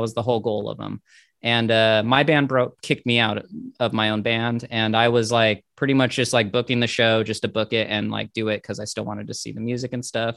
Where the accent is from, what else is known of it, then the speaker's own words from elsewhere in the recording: Inland Empire, California, United States; I'm from the Inland Empire of California, and we had our own little cult thing. Like, I'm from the same town … is from